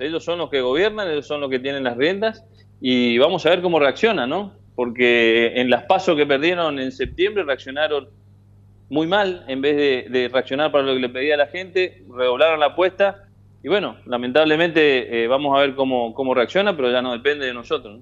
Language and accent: Spanish; Argentina; mi país que es muy cambiante